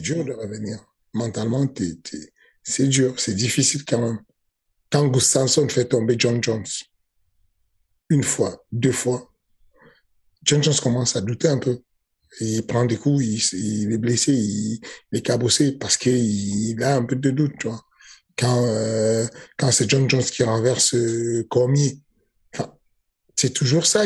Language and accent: French; Cameroon; J'ai grandi au Cameroun avec lui